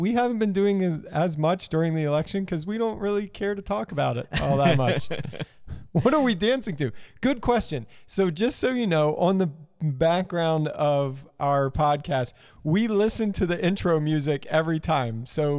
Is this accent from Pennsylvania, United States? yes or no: yes; Ephrata, Pennsylvania, United States; So I grew up near Ephrata, drove by the cloister all the time